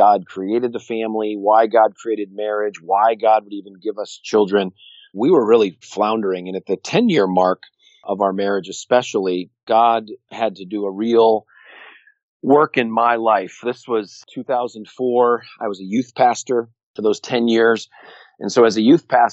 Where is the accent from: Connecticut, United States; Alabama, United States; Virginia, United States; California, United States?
Connecticut, United States; I grew up in Connecticut